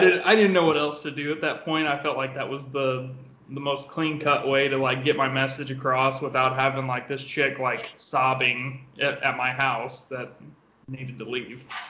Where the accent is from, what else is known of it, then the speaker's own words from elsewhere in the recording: Southeast Missouri, United States; moved away as an adult; now in St. Louis, United States; I'm originally from Southeast Missouri